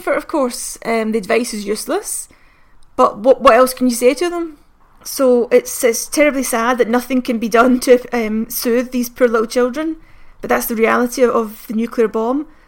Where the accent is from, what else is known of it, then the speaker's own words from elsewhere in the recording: Glasgow, Scotland, United Kingdom; me in Glasgow in the 80s